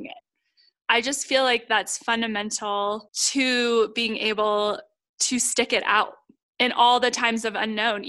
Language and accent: English; Ohio, United States; my hometown in Ohio